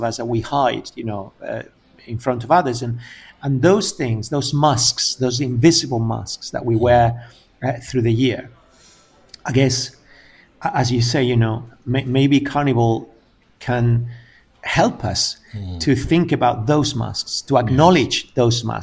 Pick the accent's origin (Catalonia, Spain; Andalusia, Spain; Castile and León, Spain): Andalusia, Spain; I remember when I was growing up in a small town here in Andalusia back in the 80s